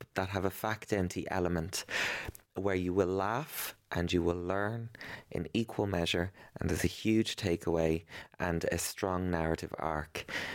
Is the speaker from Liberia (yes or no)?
no; Ireland; growing up in Ireland as, um, a young gay boy with a weird name